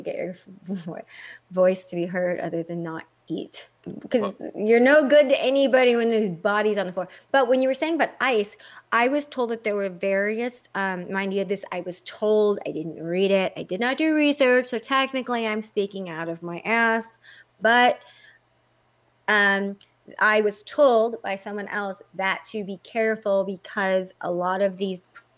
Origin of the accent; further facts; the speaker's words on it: Texas, United States; now in California, United States; I am a U.S. born citizen. Very much. I'm from Texas. I've been here forever. In California, obviously, I'm an American citizen.